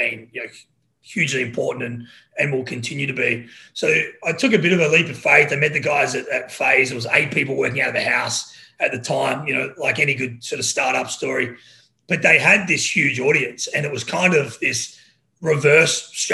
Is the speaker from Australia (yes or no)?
yes; Australia; moved away as an adult; also born or lived in Los Angeles; now in United States; So I'm Australian